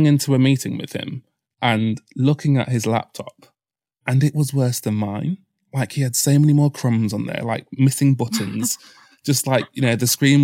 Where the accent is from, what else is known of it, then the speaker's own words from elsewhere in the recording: Mansfield, East Midlands, United Kingdom; moved away as an adult; now in London, United Kingdom; My hometown's Nottinghamshire, a town called Mansfield in Nottinghamshire